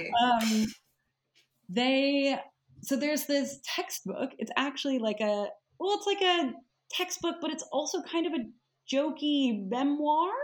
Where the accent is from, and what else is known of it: Nashville, Tennessee, United States; now in United Kingdom